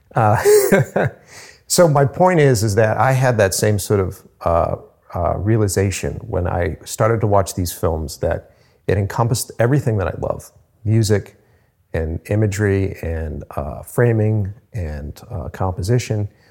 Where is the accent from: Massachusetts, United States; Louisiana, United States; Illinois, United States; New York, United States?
Massachusetts, United States; Cape Cod; moved away as an adult; now in Boston, United States; at the time I was living on Cape Cod